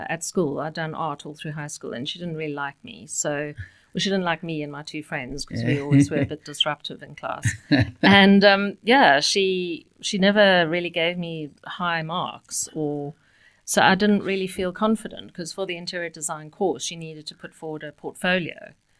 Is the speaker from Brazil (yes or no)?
no; Cape Town, Western Cape, South Africa; brought up and grew up in Cape Town. One of the most beautiful places in the world.